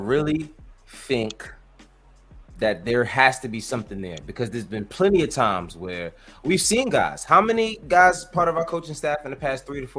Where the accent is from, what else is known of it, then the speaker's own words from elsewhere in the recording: New York, United States; We are from New York at the end of the day.